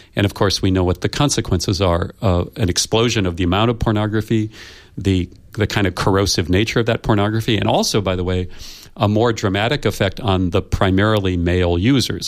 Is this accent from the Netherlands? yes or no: no; United States; I come from the United States